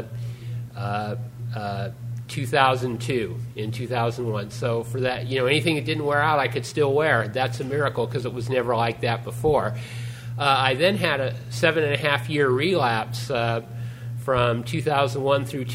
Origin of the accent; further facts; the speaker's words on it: Newark, California, United States; also born or lived in Fremont, California; growing up in Newark and Fremont